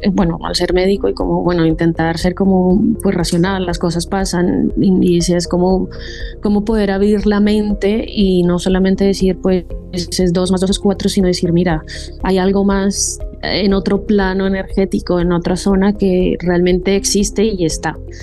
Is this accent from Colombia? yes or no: yes; Colombia; moved away as an adult; also born or lived in Don Benito, Extremadura, Spain; now in Spain; yo soy colombiana y hice allí medicina, el pregrado